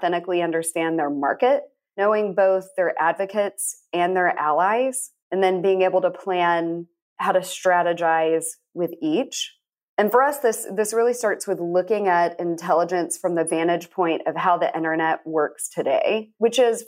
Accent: San Angelo, Texas, United States; now in Austin, United States; I'm born and raised in Texas. I've lived in a number of places around Texas. I grew up in West Texas

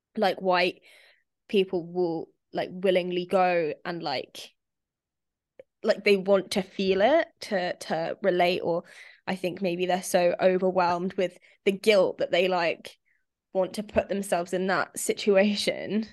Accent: Spain; moved away; I grew up in Spain

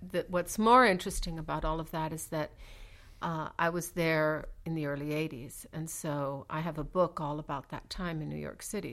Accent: Mexico City, Mexico; growing up in Mexico City

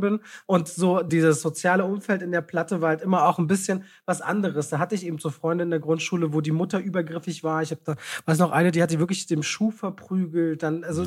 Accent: Berlin, Germany; Ich bin ja in Friedrichshain groß geworden

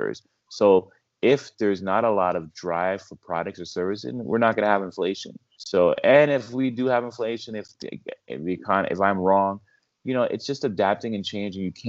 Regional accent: Canada; I'm Canadian

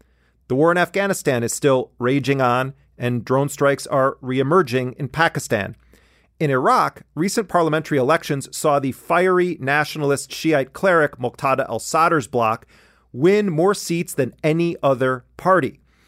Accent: Milwaukee, Wisconsin, United States; my hometown of Milwaukee, Wisconsin

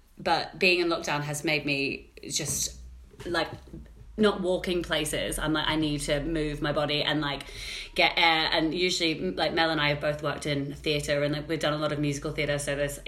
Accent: Australia; I grew up in Australia

